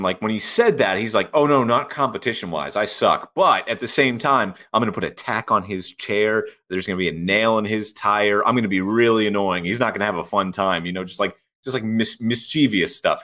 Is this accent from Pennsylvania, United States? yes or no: yes; Pittsburgh, Pennsylvania, United States; my hometown Pittsburgh Pirates